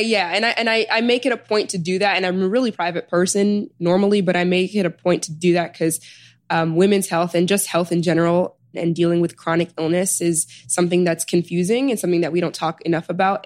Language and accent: English; Chicago, Illinois, United States; moved away as an adult; also born or lived in Sudan / New Haven; now in New York, United States; I was born in Sudan and I was raised in Chicago. So I immigrated here. My parents immigrated here when I was like a year